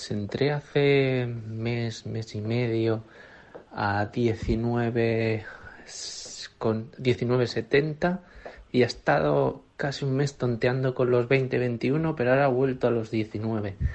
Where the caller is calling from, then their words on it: Valencia, Valencian Community, Spain; de, de Valencia.